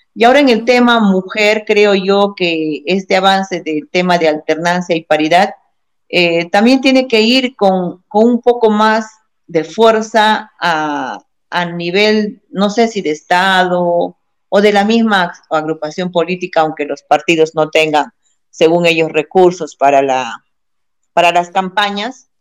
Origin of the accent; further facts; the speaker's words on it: Peru; nosotros como peruanos